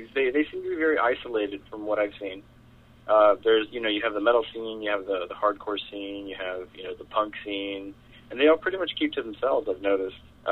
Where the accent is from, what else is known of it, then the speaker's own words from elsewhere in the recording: McAllen, Texas, United States; now in Weslaco, United States; I live in Weslaco, Texas. I'm originally from McAllen, but I moved over here with my family a couple of years ago